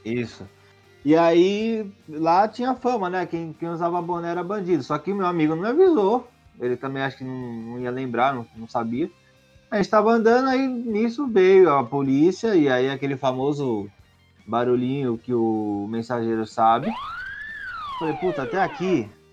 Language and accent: Portuguese; São Paulo, Brazil; eu sou de São Paulo e... e... Ah, mas que lugar de São Paulo? Eu falei, como é, Zona Oeste